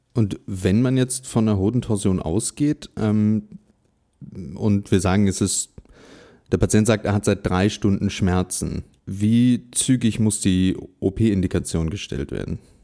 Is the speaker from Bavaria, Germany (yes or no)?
no; Berlin, Germany; in meiner Heimatstadt Berlin